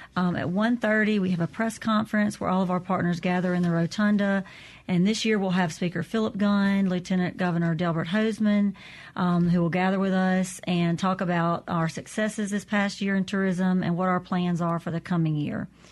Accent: Natchez, Mississippi, United States; also born or lived in Vidalia, Louisiana; I grew up in Natchez, Mississippi, but okay. I also grew up um, in Vidalia, Louisiana

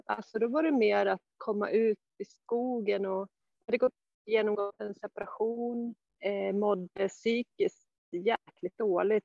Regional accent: Sandviken, Gävleborg County, Sweden; moved away as an adult; also born or lived in Stockholm; now in Jämtland, Sweden; började jag längta hemåt Sandviken

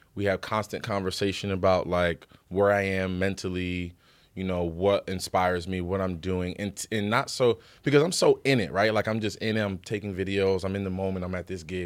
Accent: Paterson, New Jersey, United States; I'm from Paterson, New Jersey

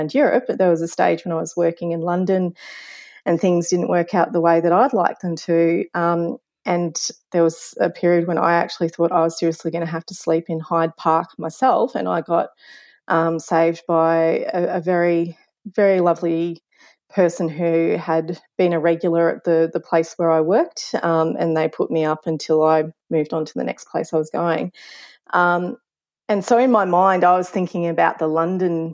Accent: Ballarat, Victoria, Australia; moved away; my third year social work placement back in my hometown of Ballarat

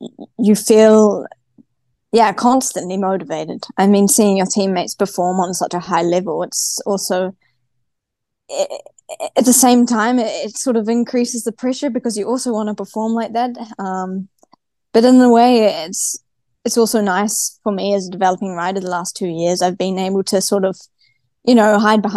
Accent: New Zealand; accent: Kiwi; now in Girona, Spain; I'm from New Zealand, and I live on the other side of the world now.

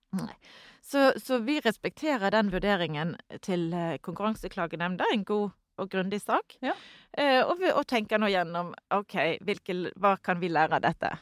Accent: Norway; Vi kommer, kommer fra Norge

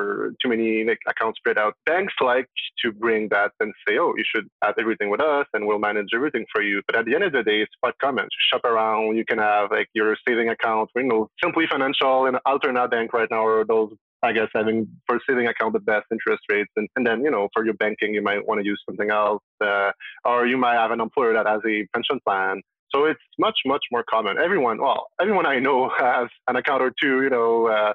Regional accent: Montreal, Quebec, Canada; I'm sure you can hear from my accent, but I'm from Quebec, Montreal, so I speak French

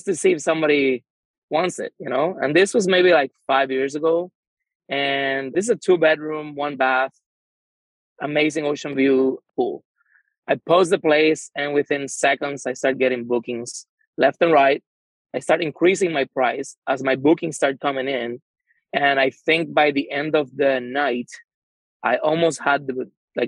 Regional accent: San Juan, Puerto Rico; I am from San Juan, Puerto Rico

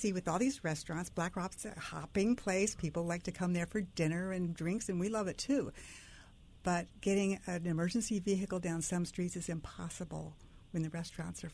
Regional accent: Orange County, California, United States; moved away as an adult; also born or lived in Laguna Beach, California / Fairfield, Connecticut; now in Bridgeport, United States; I grew up in Orange County, California

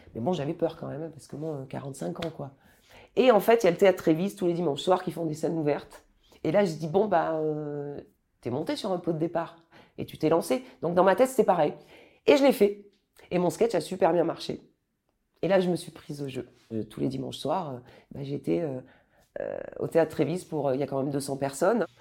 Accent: Périgueux, Nouvelle-Aquitaine, France; moved away; also born or lived in Bordeaux / Clichy; Je suis originaire de Périgueux

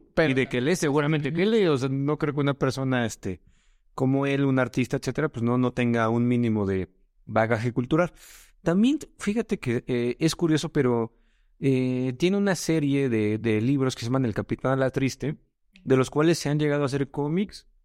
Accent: Mexico; decimos en México, muy X

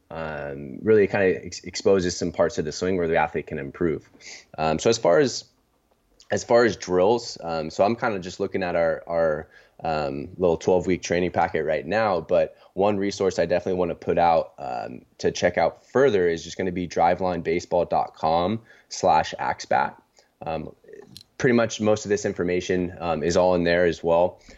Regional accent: San Diego, California, United States; also born or lived in Seattle / Los Angeles; born and raised in San Diego

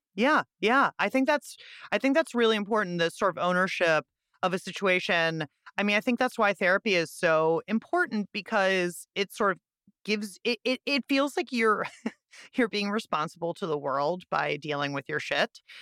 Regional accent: Pittsburgh, Pennsylvania, United States; Pittsburgh, my hometown

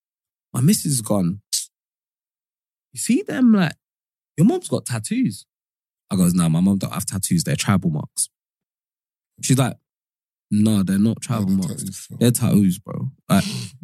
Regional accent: Modakeke, Osun, Nigeria; moved away; also born or lived in Lagos / Ibadan; I lived with my grandparents in in a town called Modakake in Osun State when I was younger

